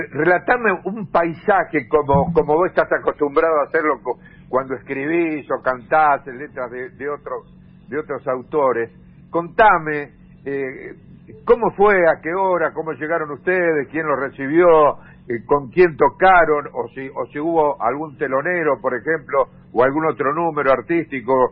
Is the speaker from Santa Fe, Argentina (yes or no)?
yes; Santa Fe, Argentina; como santafesino